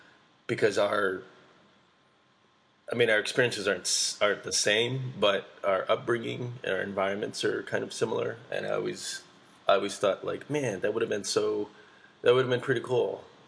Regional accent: Pittsburgh, Pennsylvania, United States; born there; So I was born in Pittsburgh, where I was pretty much, not me, myself, but our family. We were the only Asian family for miles around.

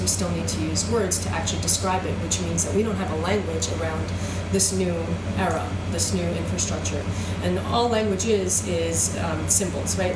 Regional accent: Long Island, New York, United States; also born or lived in Israel / Queens / St. Louis, Missouri; we moved here to New York when I was four. So I grew up mostly in New York

